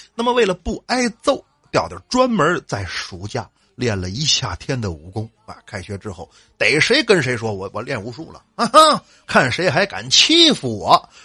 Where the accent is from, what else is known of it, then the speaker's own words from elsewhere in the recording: Northeast China, China; 我是东北来的